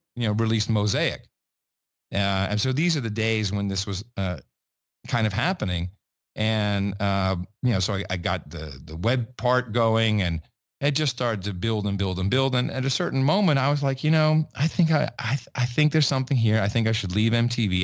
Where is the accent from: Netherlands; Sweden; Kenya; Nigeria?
Netherlands; Amsterdam, North Holland; also born or lived in West Virginia; I grew up in Amsterdam